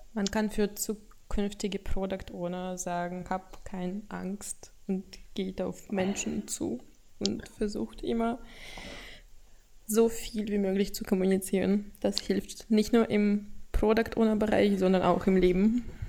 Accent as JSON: {"language": "German", "country": "Russia", "second_language": "German", "said": "Ich komme aus Russland"}